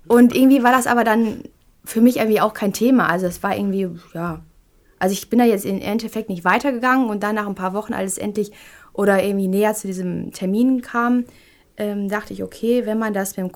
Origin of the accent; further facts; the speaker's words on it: Duisburg, North Rhine-Westphalia, Germany; born there; bin ich dann auf meine Geburtsstadt Duisburg gekommen